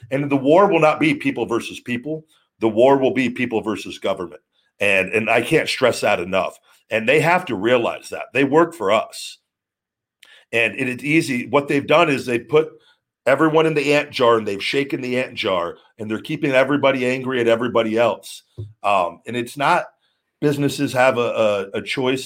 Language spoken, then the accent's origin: English; Las Vegas, Nevada, United States; I was born in Vegas. I love Vegas